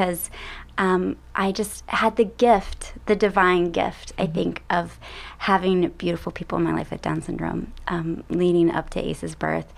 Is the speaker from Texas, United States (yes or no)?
yes; Texas, United States; accent: Texas; my Texas accent's coming out.